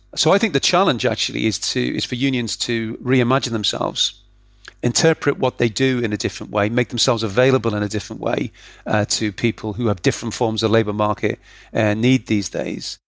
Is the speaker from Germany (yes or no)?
no; Liverpool, North West England, United Kingdom; I grew up in Liverpool